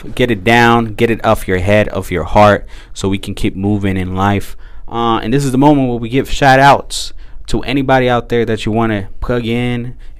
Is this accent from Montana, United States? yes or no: no; Oakland, California, United States; And we are straight from Deep East Oakland.